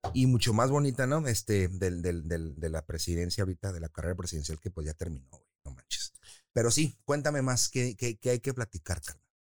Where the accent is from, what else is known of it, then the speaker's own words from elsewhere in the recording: Tijuana, Baja California, Mexico; also born or lived in San Diego; Yo nací en San Diego, pero tengo la nacionalidad, nacionalidad también de Tijuana y mexicana